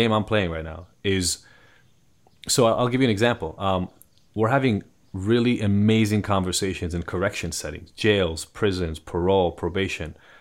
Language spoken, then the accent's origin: English; Israel; English is a second language; now in United States; I'm from Israel originally, so I am a first generation, um, immigrant to the States